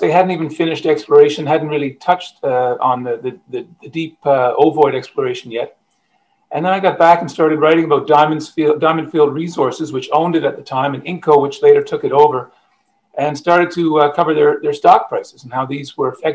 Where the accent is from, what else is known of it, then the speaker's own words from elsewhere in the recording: Ottawa, Ontario, Canada; moved away as an adult; also born or lived in Montreal / Nova Scotia / Japan / Newfoundland; now in St. John's, Canada; I grew up in Ottawa.